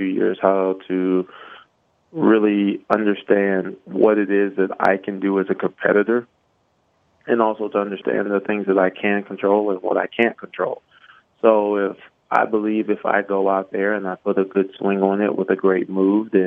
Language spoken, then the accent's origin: English; Miami, Florida, United States; I grew up around the University of Miami